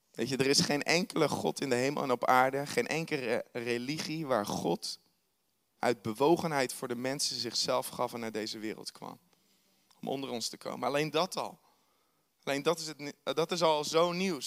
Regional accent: Netherlands; wij als Hollander

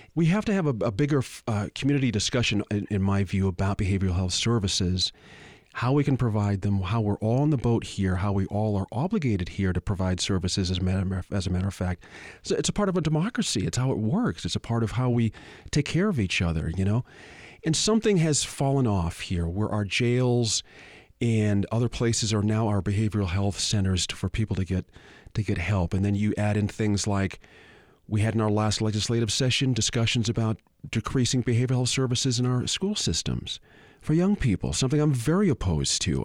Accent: Boston, Massachusetts, United States; now in Albuquerque, United States; I'm from Boston originally, moved here in nineteen eighty-nine.

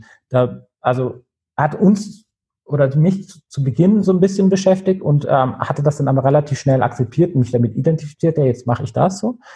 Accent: Nuremberg, Bavaria, Germany; bin in Nürnberg aufgewachsen in der Nähe, von da ist das witzigerweise äh, im Innenstadtkern.

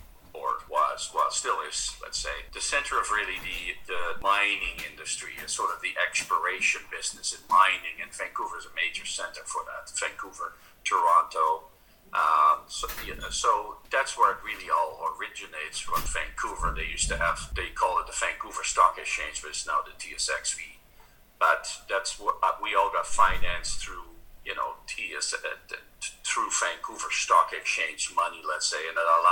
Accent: Netherlands; moved away as an adult; now in Canada; I immigrated from Holland to Canada

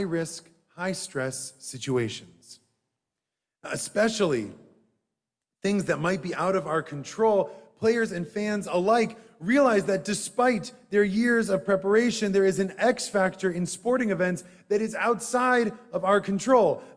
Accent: Madison, Wisconsin, United States; Growing up in Madison, Wisconsin, we had to walk past the university football stadium to get to synagogue.

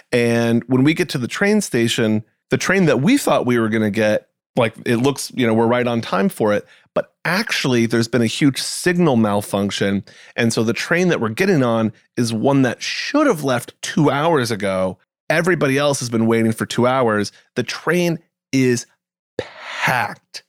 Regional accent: New England, United States; I grew up in New England

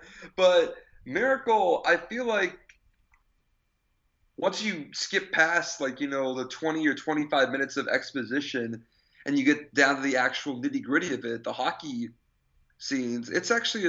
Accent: Massachusetts, United States; I'm from Massachusetts!

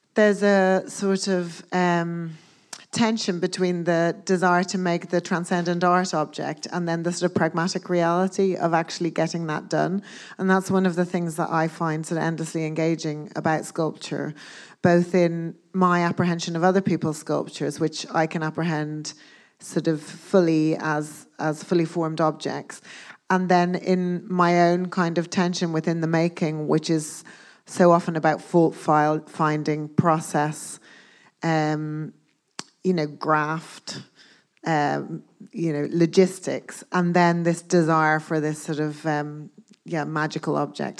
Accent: Dublin, Leinster, Ireland; moved away as an adult; also born or lived in Belfast / Glasgow / London; I grew up in Dublin, as you said, and I went to art school in Dublin for two years

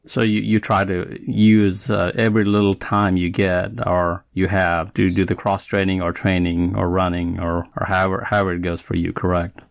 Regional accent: Nepal; moved away; That's my home country

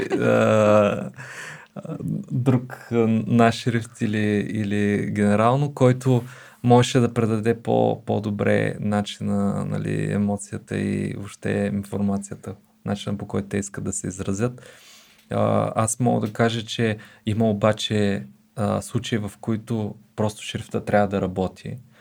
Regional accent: Bulgaria; това ни обославя като българи с идентичност

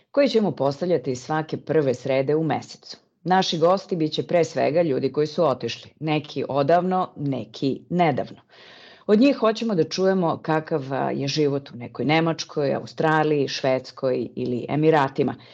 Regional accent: Serbia; moved away as an adult; also born or lived in South Africa; now in Netherlands; trenutno živim u Holandiji. Iz Srbije sam otišla pre skoro 20 godina – a posle ubistva Zorana Đinđića.

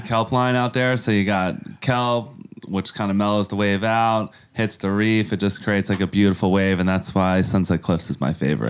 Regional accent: Yonkers, New York, United States; moved away as an adult; now in San Diego, United States; I grew up in Yonkers, New York, uh, my whole life, and I was there till I was about twenty-five, and I headed out to San Diego

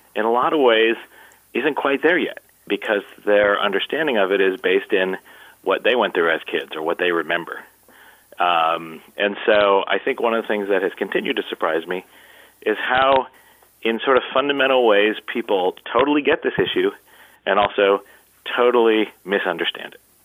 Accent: Columbus, Ohio, United States; my hometown, uh, which is Columbus, Ohio

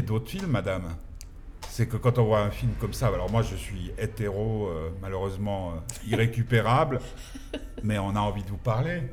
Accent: Geneva, Switzerland; Nous, on est genevois.

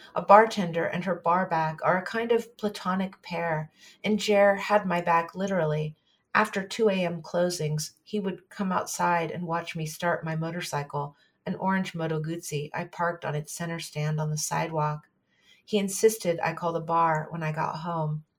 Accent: San Francisco, California, United States; growing up in San Francisco

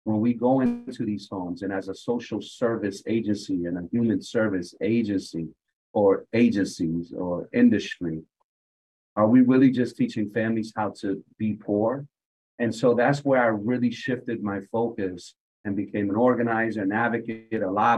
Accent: Hartford, Connecticut, United States; I had a very unique experience growing up in Hartford, in that my mom valued education.

